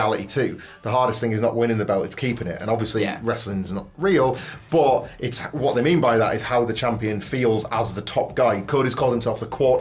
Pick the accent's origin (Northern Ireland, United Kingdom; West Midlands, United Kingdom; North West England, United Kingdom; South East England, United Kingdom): West Midlands, United Kingdom; Redditch; I was born in Redditch